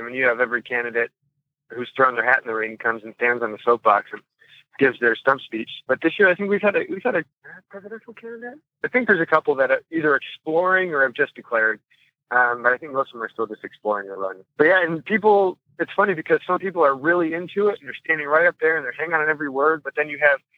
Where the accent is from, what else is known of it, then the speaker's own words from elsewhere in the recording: suburbs of Chicago, Illinois, United States; now in Des Moines, United States; coming from, you know, suburbs of Chicago